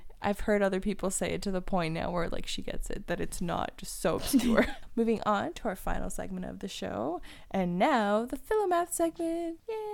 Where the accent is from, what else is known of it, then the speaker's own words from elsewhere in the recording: Woodbridge, Ontario, Canada; now in Waterloo, Canada; I grew up in Woodbridge, which is not far from Toronto. It's, like, a little bit north of Toronto.